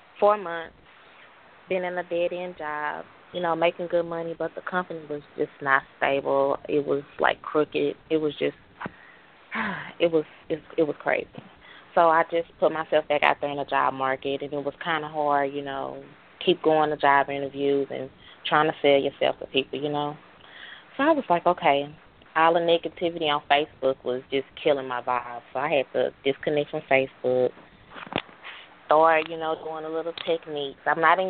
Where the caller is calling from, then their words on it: Dallas, Texas, United States; I'm out of Dallas. So I'm calling from Dallas.